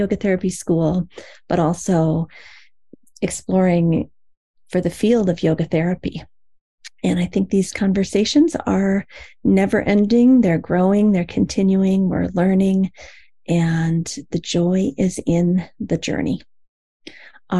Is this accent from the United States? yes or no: yes; Iowa, United States; moved away; the community that I grew up in Iowa, long, long ago